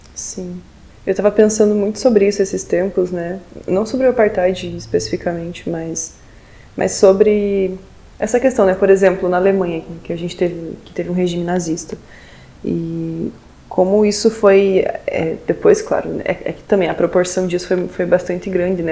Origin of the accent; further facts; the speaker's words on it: southern Brazil, Brazil; aqui, na verdade, no Brasil